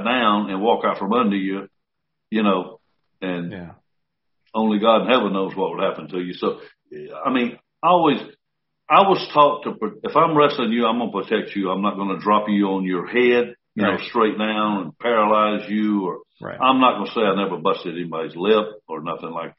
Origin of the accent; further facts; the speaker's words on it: Columbus, Georgia, United States; moved away as an adult; also born or lived in Orlando, Florida; Hit my hometown right here